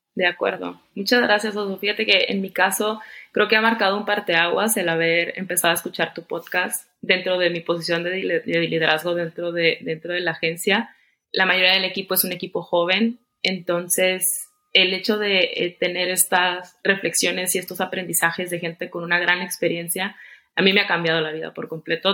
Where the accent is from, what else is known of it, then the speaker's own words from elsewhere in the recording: Tampico, Tamaulipas, Mexico; soy de Tampico, Tamaulipas